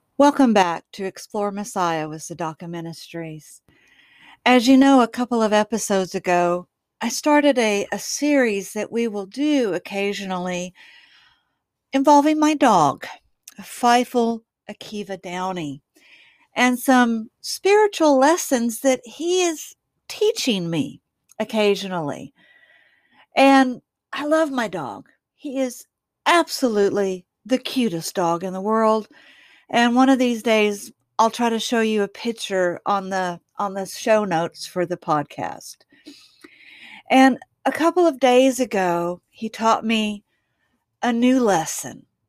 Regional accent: Waxahachie, Texas, United States; I kind of live out in the country from my hometown of Waxahachie, Texas.

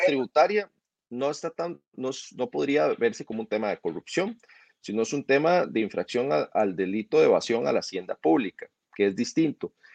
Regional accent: Costa Rica

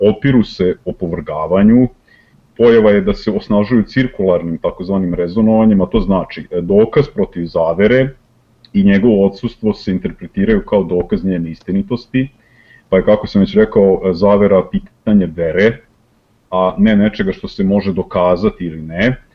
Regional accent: Serbia

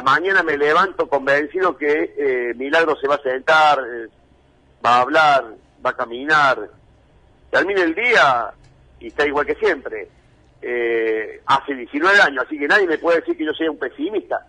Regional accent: Argentina; somos los argentinos

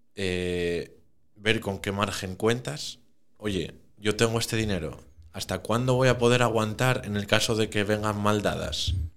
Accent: Oviedo, Asturias, Spain; also born or lived in Caso; Nací en Oviedo y todo en Oviedo

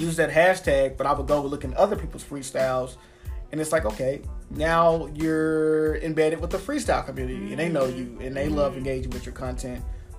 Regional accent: Dallas, Texas, United States; now in Mesquite, United States; I live in Mesquite, but I'm from Dallas.

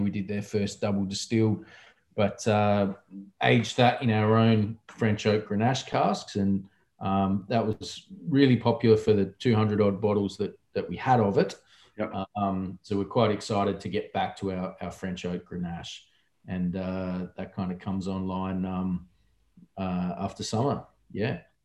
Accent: South Australia, Australia; my home state where I grew up

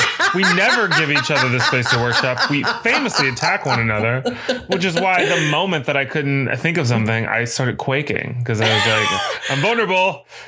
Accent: the South, United States; accent: southern; were you coming for my southern accent?

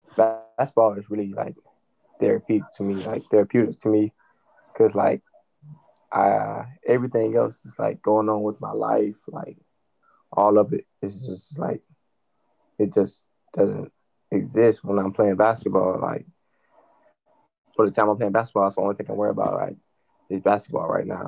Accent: Georgia, United States; I'm from Georgia

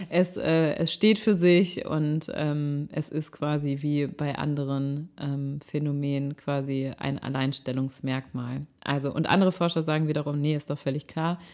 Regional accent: Rhineland, Germany; moved away as an adult; now in Hamburg, Germany; ich komme aus dem Rheinland, ich bin im Rheinland aufgewachsen

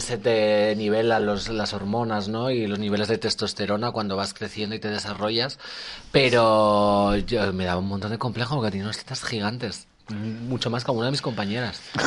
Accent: Magaluf, Balearic Islands, Spain; also born or lived in León; now in Madrid, Spain; me he criado en Magaluf.

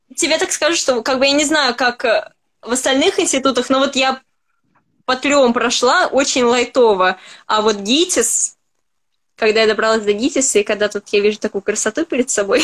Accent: Moscow, Russia; я москвичка

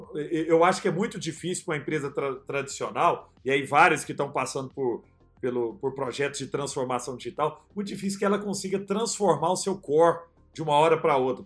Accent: Araguari, Minas Gerais, Brazil; E eu sou um cara do interior, né? Sou nascido em Araguari, Herigueri, Triângulo Mineiro

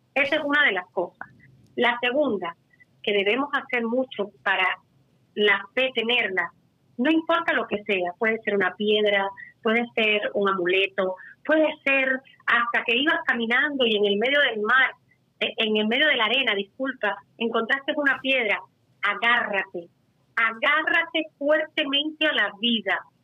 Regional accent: Cuba; también soy cubana

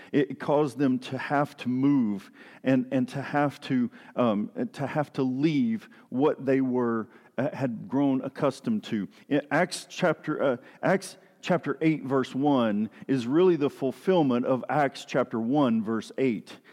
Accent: East Tennessee, United States; moved away; I grew up down in Tennessee, in East Tennessee

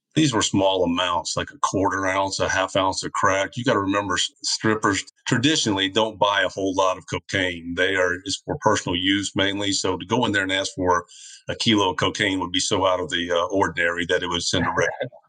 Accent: New Orleans, Louisiana, United States; also born or lived in Florida; now in St. Tammany Parish, United States; I would come back to my hometown in New Orleans

